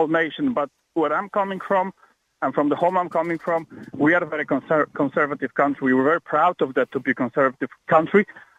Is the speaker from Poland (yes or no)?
yes; Poland; now in Ireland; I'm Polish.